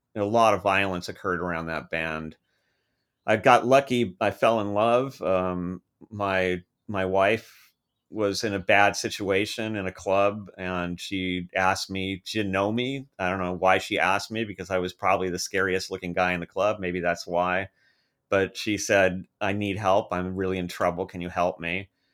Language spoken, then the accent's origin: English; United States; growing up in American schools